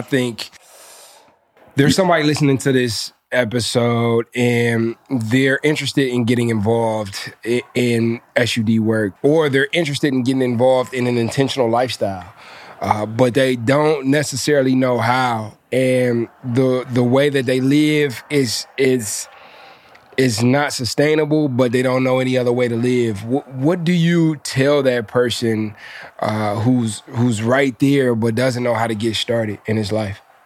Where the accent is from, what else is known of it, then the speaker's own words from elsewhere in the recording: Detroit, Michigan, United States; I'm from Detroit